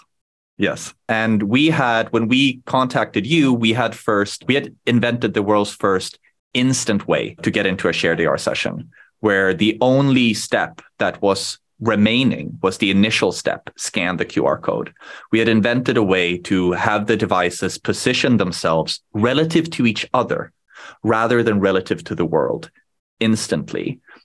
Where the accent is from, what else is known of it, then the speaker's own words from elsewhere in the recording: Sweden; first language Swedish; English is a second language; I was born in Sweden when I was very young